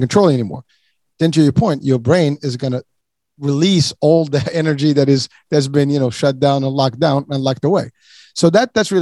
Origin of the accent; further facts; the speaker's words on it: Morocco; moved away; I'm from Morocco originally